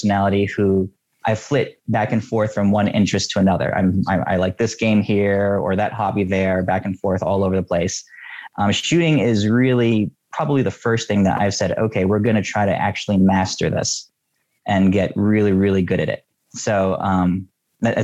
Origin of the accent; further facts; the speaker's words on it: New York City, New York, United States; moved away as an adult; now in Oregon, United States; I grew up in New York City